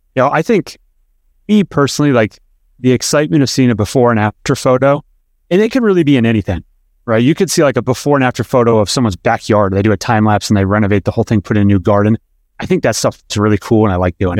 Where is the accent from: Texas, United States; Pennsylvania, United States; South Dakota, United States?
Pennsylvania, United States; now in Atlanta, United States; I grew up in Pennsylvania